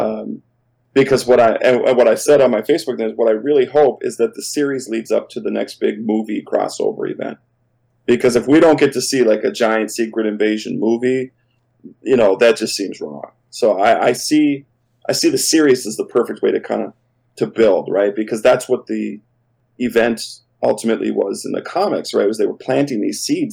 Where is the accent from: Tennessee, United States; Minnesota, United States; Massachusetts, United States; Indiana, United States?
Minnesota, United States; as a Minnesotan